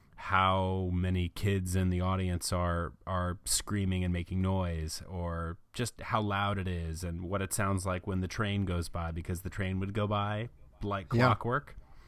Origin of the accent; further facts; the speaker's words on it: Fort Lauderdale, Florida, United States; also born or lived in North Carolina; Yeah, I was born in North Carolina, but I spent the really early formative years living down in Southern Florida. My family lived in Fort Lauderdale